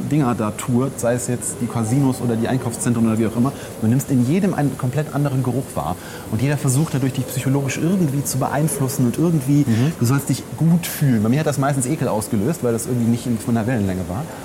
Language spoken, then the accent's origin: German; Langenfeld, North Rhine-Westphalia, Germany; Also in meiner Heimatstadt Langenfeld ist vor kurzem was Ähnliches passiert.